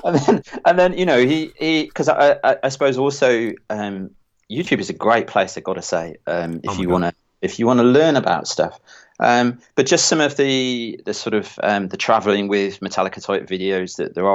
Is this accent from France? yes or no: no; Stourbridge, West Midlands, United Kingdom; I come from Near Stourbridge, and there was … and …, and I would sort of get into that.